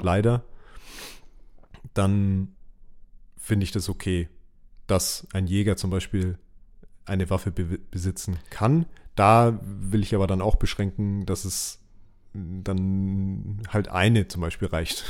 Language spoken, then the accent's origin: German; Germany; bei uns in Deutschland